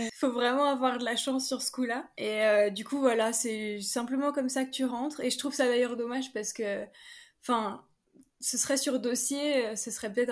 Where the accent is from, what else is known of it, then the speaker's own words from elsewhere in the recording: France; Mais en tant que Française, c'est un processus assez compliqué.